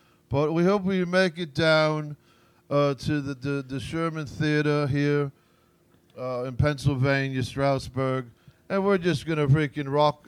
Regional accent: Aston, West Midlands, United Kingdom; They're from my hometown, Aston, England.

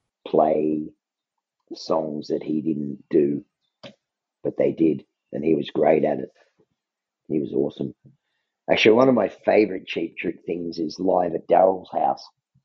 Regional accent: Naperville, Illinois, United States; I'm from Naperville, Illinois.

